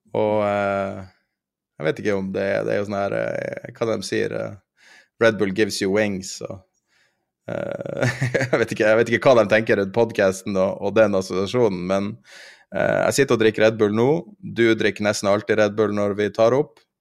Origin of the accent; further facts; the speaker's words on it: Northern Norway, Norway; jeg er fra Nord-Norge